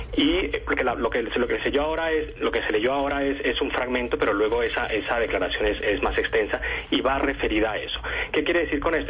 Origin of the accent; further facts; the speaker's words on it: Colombia; now in Spain; yo como periodista colombiano